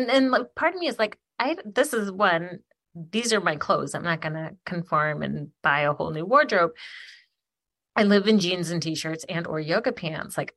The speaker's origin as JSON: {"language": "English", "town": "Ypsilanti", "region": "Michigan", "country": "United States", "said": "granted where i'm from Ypsi and arbor like people are like salt"}